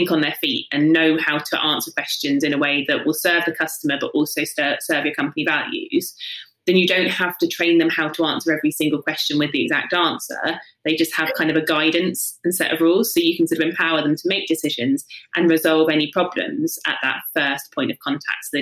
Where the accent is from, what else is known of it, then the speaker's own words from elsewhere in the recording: South East England, United Kingdom; From the south coast, so yeah, just Hampshire.